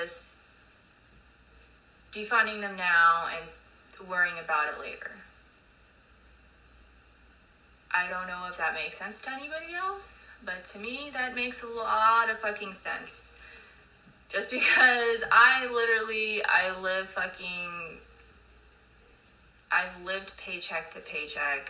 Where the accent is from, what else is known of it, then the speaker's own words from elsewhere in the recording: United States; I love being an American